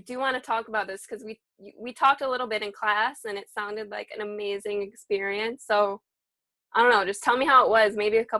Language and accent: English; near Detroit, Michigan, United States; I'm from, like, my hometown is 20 minutes outside.